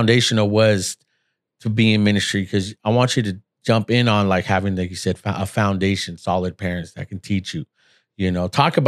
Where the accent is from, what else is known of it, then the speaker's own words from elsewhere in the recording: Seattle, Washington, United States; because I'm originally from Seattle, Washington.